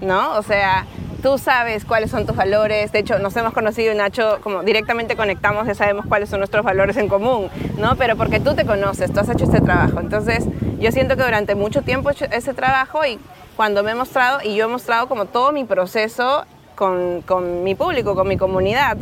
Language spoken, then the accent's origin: Spanish; Peru; accent: Peruvian; moved away as an adult; also born or lived in Lima; now in Barcelona, Spain; soy peruana, por si aún no sienten mi acento